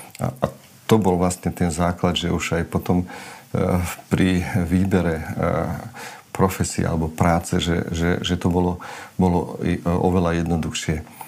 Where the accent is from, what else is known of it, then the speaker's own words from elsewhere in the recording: Slovakia; first language Romani; Slovak is a second language; som na dedine vyrastal